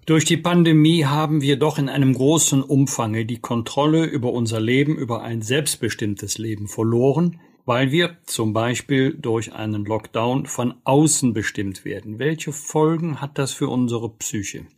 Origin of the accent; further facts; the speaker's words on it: Bergisch Gladbach, North Rhine-Westphalia, Germany; ich komme aus Bergisch Gladbach, eine Stadt des Papiers.